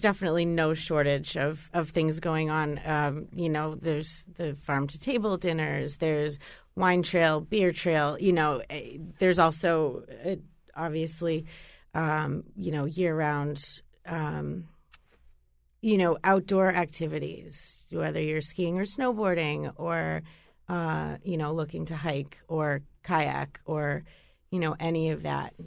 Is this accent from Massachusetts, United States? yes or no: yes; Boston, Massachusetts, United States; moved away as an adult; now in Connecticut, United States; I'm originally from Boston, um, and I've been here, I guess, maybe about, uh, eight years or so.